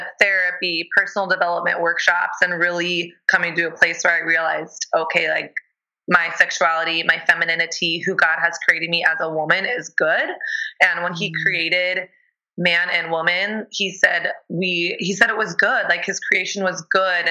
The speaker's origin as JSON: {"language": "English", "region": "the South", "country": "United States", "tie": "born or raised there", "also_born_or_lived": "Texas", "moved": "as an adult", "lives_now": "New York City, United States", "said": "I grew up in the South"}